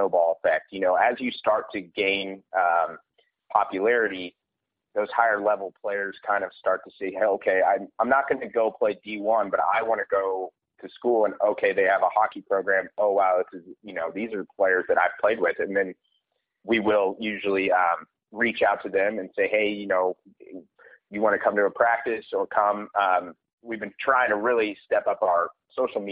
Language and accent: English; Kansas City, United States; I grew up playing in Kansas City